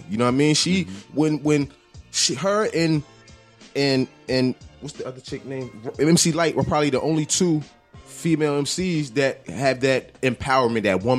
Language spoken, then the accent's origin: English; New Jersey, United States; I'm from Jersey. This is my home.